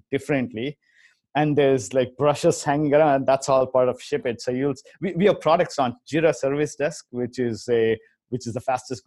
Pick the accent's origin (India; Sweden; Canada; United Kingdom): India; moved away; I grew up in India